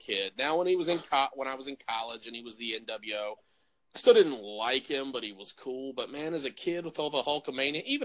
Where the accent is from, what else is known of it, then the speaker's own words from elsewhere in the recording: West Virginia, United States; where I grew up in West Virginia